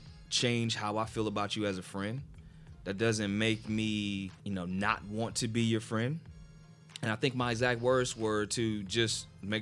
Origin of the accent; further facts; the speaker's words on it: New Jersey, United States; a friend of mine that I grew up with in New Jersey